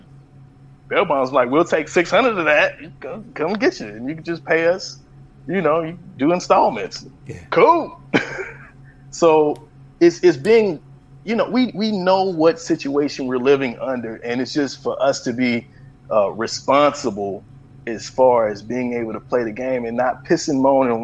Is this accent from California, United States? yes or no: yes; Los Angeles, California, United States; also born or lived in San Francisco Bay Area; I was born in the Bay, raised in L.A., all over